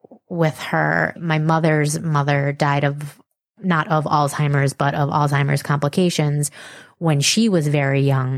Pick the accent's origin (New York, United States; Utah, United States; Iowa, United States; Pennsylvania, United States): New York, United States; Mahopac; we grew up in Mapac, which is a suburb of the city, in Putnam County, which is 1 county north of Westchester